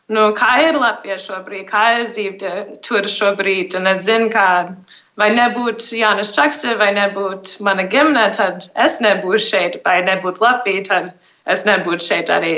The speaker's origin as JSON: {"language": "Latvian", "region": "Arizona", "country": "United States", "tie": "born or raised there", "also_born_or_lived": "India / South Africa", "moved": "as an adult", "lives_now": "Riga, Latvia", "said": "es uzaugu Arizonas štatā ASV"}